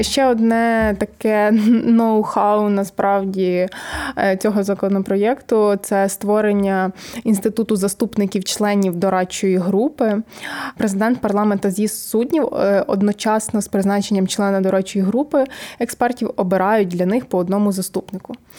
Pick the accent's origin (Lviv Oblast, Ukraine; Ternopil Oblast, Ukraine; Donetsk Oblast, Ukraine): Ternopil Oblast, Ukraine; Chortkiv; я з Тернопільської області, всі кажуть, а звідки ти? Я кажу, з Чорткова